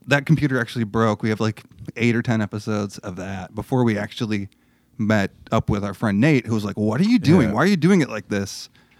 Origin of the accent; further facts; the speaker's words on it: Belmont, Michigan, United States; Yeah, I'm from Michigan. From Belmont, Michigan, a little town outside of Grand Rapids.